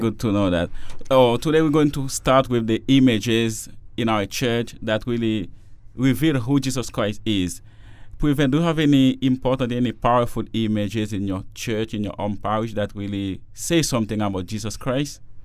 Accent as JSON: {"language": "English", "country": "Haiti", "moved": "yes", "lives_now": "Toronto, Canada", "said": "I'm a Jesuit from Haiti. And I'm doing theology now in Toronto at Regis College."}